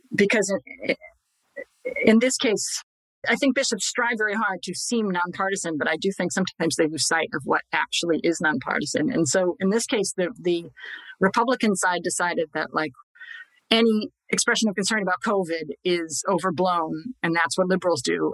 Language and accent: English; Scranton, Pennsylvania, United States; I'm from Scranton. He went to my grade school, to my parish.